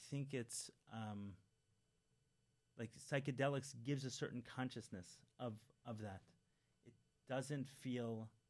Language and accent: English; New York City, New York, United States; I grew up in Crown Heights